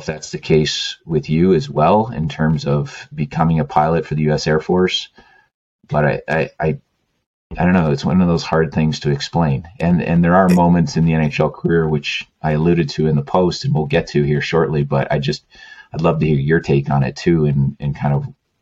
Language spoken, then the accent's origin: English; Canada; moved away; being Canadian